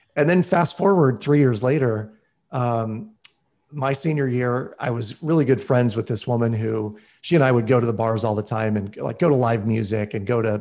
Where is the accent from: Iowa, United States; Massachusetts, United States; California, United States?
Iowa, United States; a smaller town just south of Des Moines; I was from the Des Moines area, but a smaller town just south of Des Moines